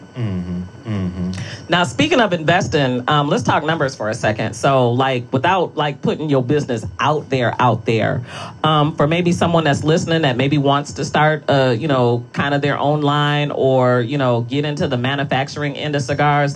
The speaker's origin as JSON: {"language": "English", "town": "Detroit", "region": "Michigan", "country": "United States", "said": "I'm from Detroit"}